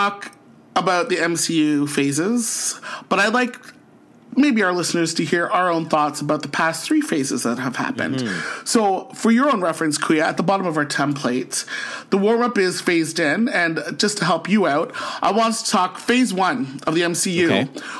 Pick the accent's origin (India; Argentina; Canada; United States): Canada; St. Catharines, Ontario; born or raised there; moved away as an adult; now in Ottawa, Canada